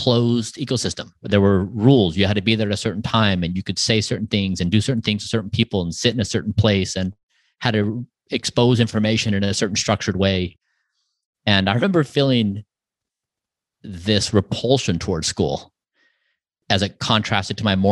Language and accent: English; Utah, United States; I grew up in a small town in Utah.